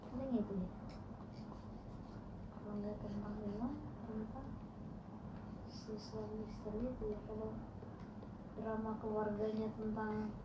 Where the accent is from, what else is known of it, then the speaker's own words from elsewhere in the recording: Aceh, Indonesia; gue manggil abang gue Stabang karena kita orang Aceh aslinya uh